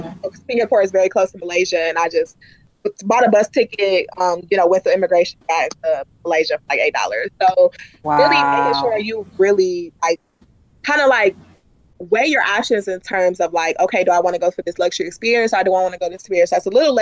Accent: Detroit, Michigan, United States; I'm from Detroit.

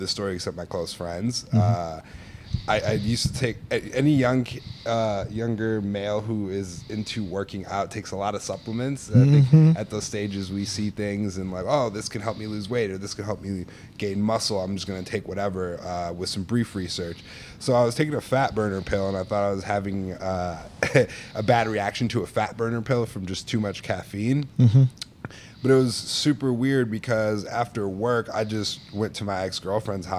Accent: Stuttgart, Baden-Württemberg, Germany; also born or lived in Norway; now in Chicago, United States; I was born in Norway. I had the, you know, blessings of growing up in Stuttgart, Germany.

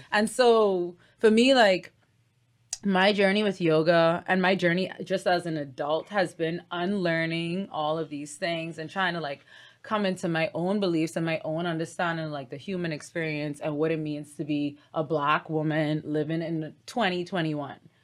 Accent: Bahamas; Ain't nothing like my sweet Bahama land

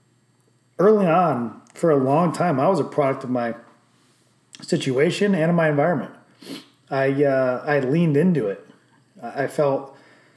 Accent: Johnson City, New York, United States; also born or lived in Binghamton, New York; even though I was born in Binghamton, New York, I'm actually from Johnson City, New York, which is a smaller neighboring town

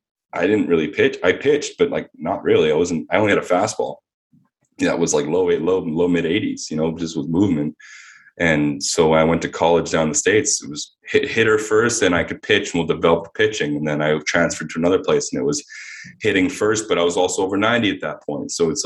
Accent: Winnipeg, Manitoba, Canada; moved away as an adult; But I'm very thankful about growing up in Winnipeg, though, man.

